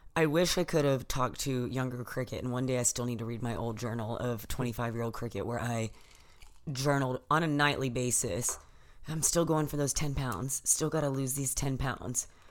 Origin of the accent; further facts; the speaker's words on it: Texas, United States; now in California, United States; from Texas